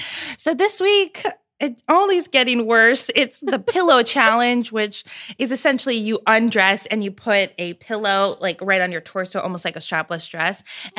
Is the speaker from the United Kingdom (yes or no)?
no; Ireland; As an Irish woman